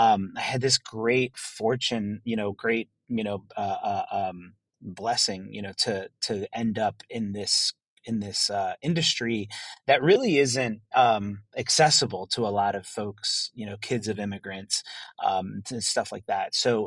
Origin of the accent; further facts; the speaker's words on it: El Salvador; also born or lived in Maryland, United States; So I was born in the U.S. I was born in Maryland. And I spent actually some of my formative years, even though I was born over there, I spent some of my formative years here in El Salvador.